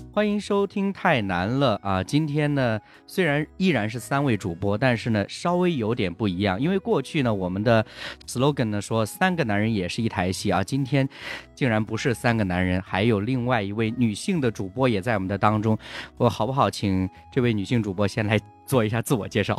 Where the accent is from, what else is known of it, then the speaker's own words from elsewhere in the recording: Henan, China; 我也是河南的